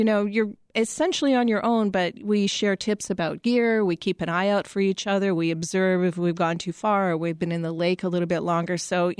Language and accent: English; Winnipeg, Manitoba, Canada; You know, I grew up in Winnipeg.